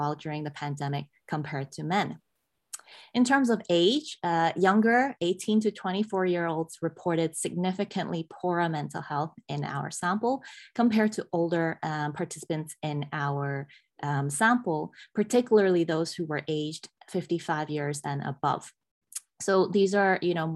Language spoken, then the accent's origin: English; Hong Kong; moved away; as a teenager growing up in Hong Kong